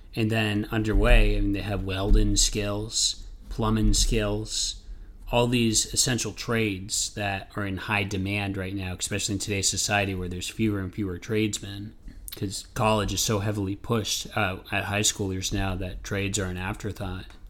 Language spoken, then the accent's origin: English; Maine, United States; I'm from Maine, so I've grew up in there.